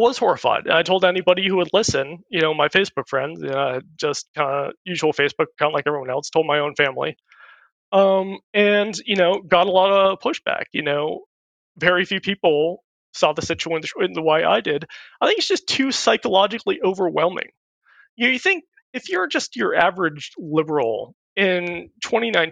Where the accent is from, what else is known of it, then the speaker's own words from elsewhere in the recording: California, United States; I grew up in California